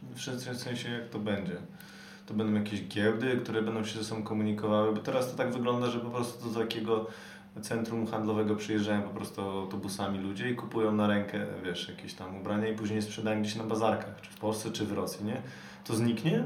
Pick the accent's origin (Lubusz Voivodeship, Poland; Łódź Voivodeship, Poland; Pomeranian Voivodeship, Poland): Łódź Voivodeship, Poland; jestem z Podłodzi